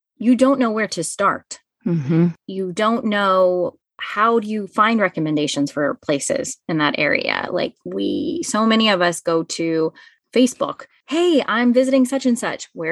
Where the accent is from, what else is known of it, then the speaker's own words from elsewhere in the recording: Dallas, Texas, United States; moved away as an adult; also born or lived in Baltimore, Maryland; now in Kansas, United States; I born and raised in North Dallas